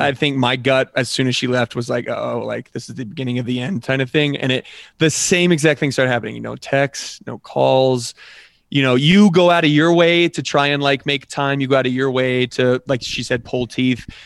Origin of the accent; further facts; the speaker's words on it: Colorado, United States; also born or lived in Nebraska; I grew up here in Colorado